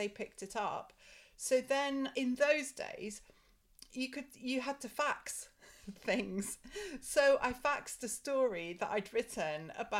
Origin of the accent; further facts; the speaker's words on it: Scottish Borders, Scotland, United Kingdom; I grew up in Scotland, really in the middle of nowhere.